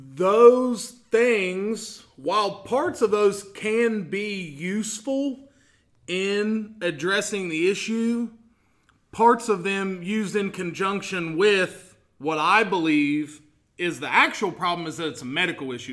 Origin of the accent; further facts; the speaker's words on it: Portsmouth, Ohio, United States; I'm from here